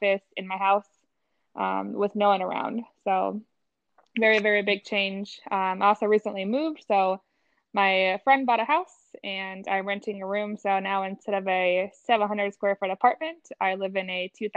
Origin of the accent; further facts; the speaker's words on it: La Crosse, Wisconsin, United States; moved away; also born or lived in Albuquerque; I grew up in Wisconsin, La Crosse, Wisconsin